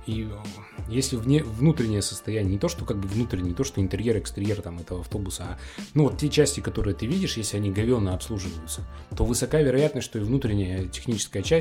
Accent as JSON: {"language": "Russian", "town": "Vereshchagino", "region": "Perm Krai", "country": "Russia", "said": "Я приехал из Верещагина, а там, ну, в лучшем случае, Пазон едет старый."}